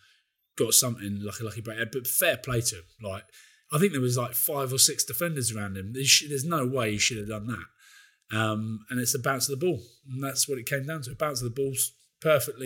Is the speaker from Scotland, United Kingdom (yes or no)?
yes; Scotland, United Kingdom; I feel very, very, very, very hard done by as a Scottish fan, as a Scottish person